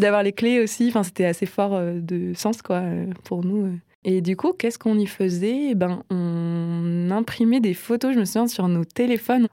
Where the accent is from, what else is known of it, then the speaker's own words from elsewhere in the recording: Nancy, Grand Est, France; moved away as an adult; now in Strasbourg, France; j'ai grandi à Nancy